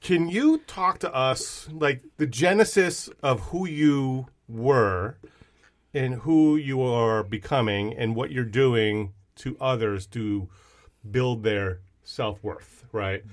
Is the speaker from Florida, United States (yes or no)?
no; Fort Lee, New Jersey, United States; moved away; also born or lived in Long Island, New York; I'm from Strong Island, but, uh, went to high school in Bergen County as well in Fort Lee